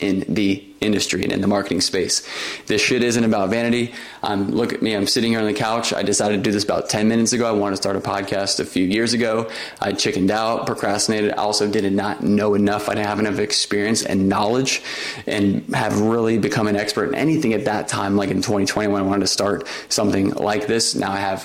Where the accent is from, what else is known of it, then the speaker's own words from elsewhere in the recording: Orlando, Florida, United States; My first marketing job was with the Walt Disney Company in my hometown in Orlando.